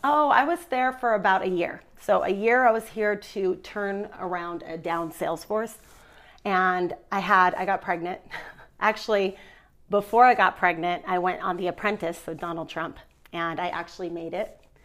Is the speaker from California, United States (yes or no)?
yes; Orange County, California, United States; moved away as an adult; now in Utah, United States; I've been in Utah for 11 years, but I'm born and raised in Orange County, California